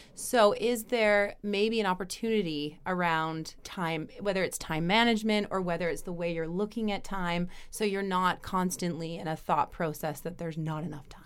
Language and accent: English; Canada; now in Europe; being a Canadian, now being in Europe